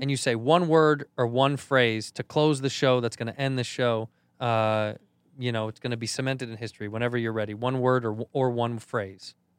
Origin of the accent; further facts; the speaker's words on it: Chicago, Illinois, United States; I'm from Chicago